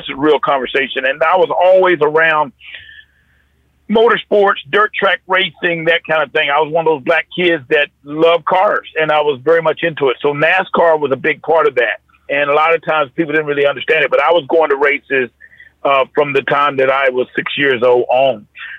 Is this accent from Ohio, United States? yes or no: no; North Carolina, United States; I grew up around the sport. I'm from North Carolina.